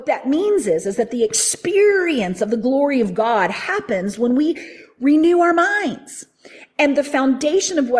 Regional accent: the Bible Belt, United States; I grew up in the Bible Belt.

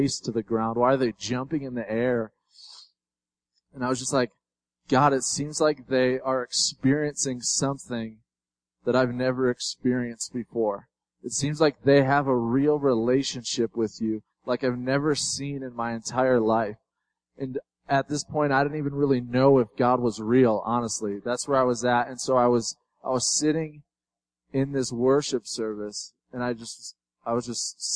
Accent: Chicago, Illinois, United States; I'm from Chicago

